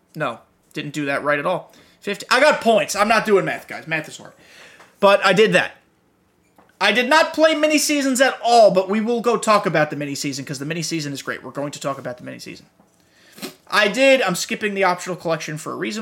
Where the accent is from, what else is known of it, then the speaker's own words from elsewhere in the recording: New York, United States; I grew up in New York while he was in his heyday.